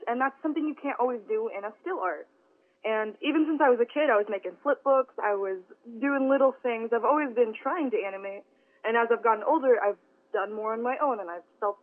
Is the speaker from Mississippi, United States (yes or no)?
yes; Southaven, Mississippi, United States; I grew up in South Haven, Mississippi. I've lived there for about 11 years now.